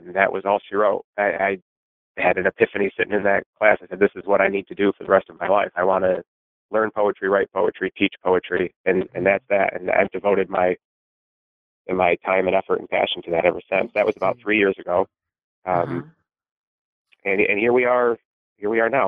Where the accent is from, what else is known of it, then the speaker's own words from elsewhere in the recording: Finger Lakes region, upstate New York, United States; I'm from the Finger Lakes region of upstate New York.